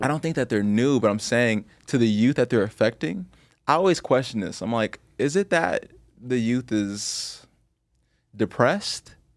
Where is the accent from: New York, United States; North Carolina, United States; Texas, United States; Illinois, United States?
Illinois, United States; Chicago; I grew up in Chicago.